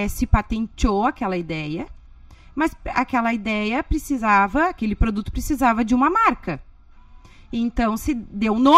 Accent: Porto Alegre, Rio Grande do Sul, Brazil; Eu era vizinha do Thomas. Lá de Porto

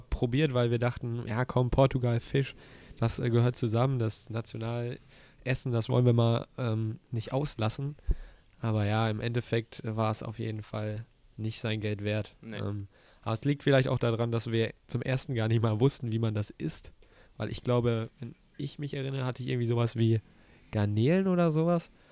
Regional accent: North Rhine-Westphalia, Germany; wir kommen aus NRW

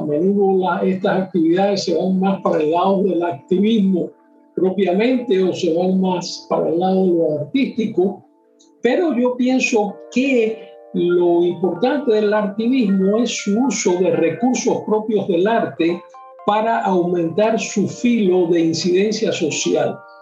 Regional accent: Cuba; en mi país, en Cuba

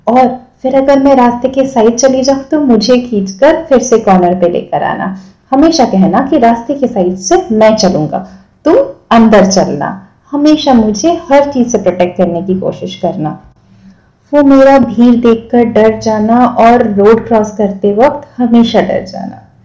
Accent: Kolkata, West Bengal, India; मैं खुद भी कलकत्ता से हूँ

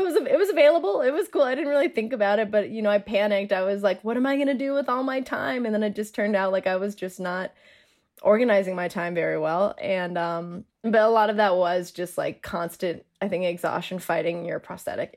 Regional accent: Denver, Colorado, United States; I'm from Denver

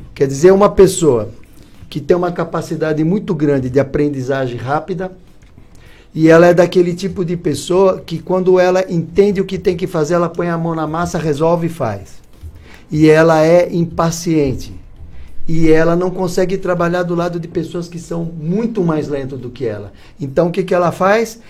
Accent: São Paulo, Brazil; also born or lived in Curitiba / Ponta Grossa; now in Florianópolis, Brazil; eu sou de São Paulo, morei 22 anos em Curitiba

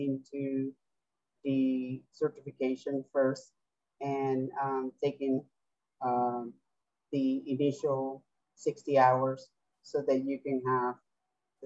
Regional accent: Venezuela; English is a second language; moved away; I am originally from Venezuela, and I came here to study English, so that's my second language

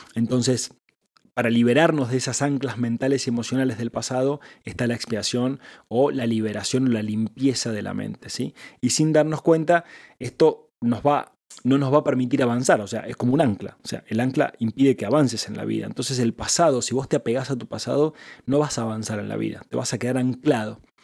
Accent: Argentina; yo soy el esposo de Angie, yo soy emprendedor, yo soy hombre, yo soy argentino

